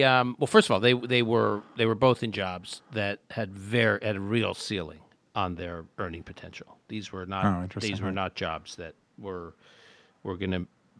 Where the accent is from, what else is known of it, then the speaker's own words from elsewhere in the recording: Canada; also born or lived in Utica, New York, United States; now in United States; We moved to Canada when I was young. I was born in Utica, New York. Then we moved to Canada for my dad's work